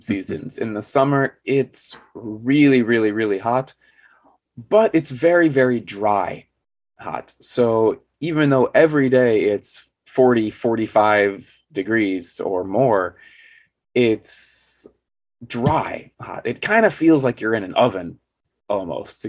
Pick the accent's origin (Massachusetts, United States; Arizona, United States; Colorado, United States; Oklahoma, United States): Arizona, United States; southern; moved away as an adult; now in South Korea; I'm American as well, but I'm from Arizona, which is down in the Southwest.